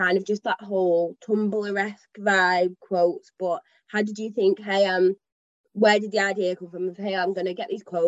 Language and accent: English; Manchester, North West England, United Kingdom; I'm from Manchester, like I've grown up here